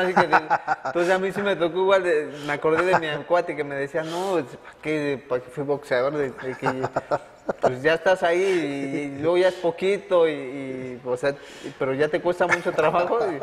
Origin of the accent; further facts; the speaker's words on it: Mexico; como mexicanos